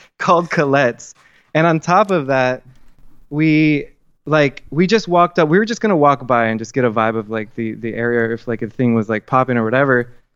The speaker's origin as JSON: {"language": "English", "town": "Miami", "region": "Florida", "country": "United States", "tie": "born or raised there", "also_born_or_lived": "South Georgia / Thomasville, Georgia", "moved": "as an adult", "lives_now": "New Orleans, United States", "said": "I grew up in Miami, Florida, uh, for the majority of my life"}